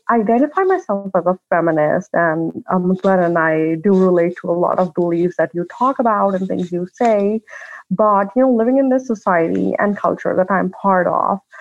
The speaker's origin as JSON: {"language": "English", "country": "Pakistan", "moved": "yes", "lives_now": "United States", "said": "I'm originally from Pakistan. I'm and that is where I am right now. I'm visiting family, uh, but I live in the U.S. I've been there for like about 11, 12 years now"}